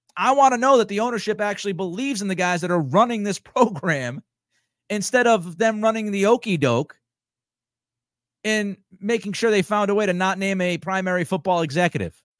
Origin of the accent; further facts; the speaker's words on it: New England, United States; I'm from New England